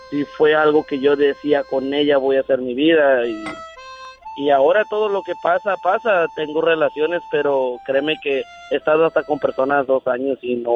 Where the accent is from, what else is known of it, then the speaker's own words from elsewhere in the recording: Mexico; moved away; Pero yo me vine de México